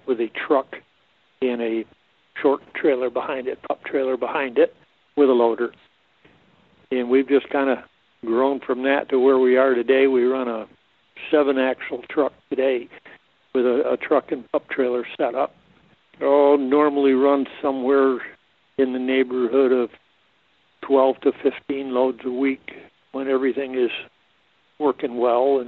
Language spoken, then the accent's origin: English; Thurman, New York, United States; born or raised there; now in Hadley, United States